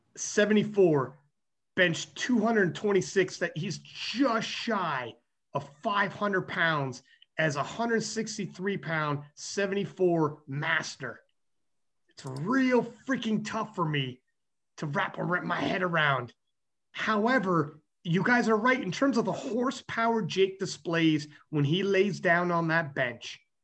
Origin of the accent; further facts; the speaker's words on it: Canada; I'm Canadian